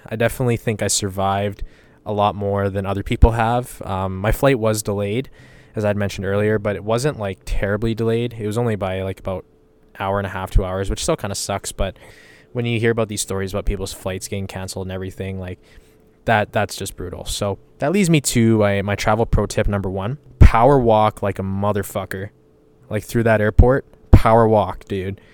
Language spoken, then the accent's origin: English; Western Canada, Canada; I told people I was from Canada.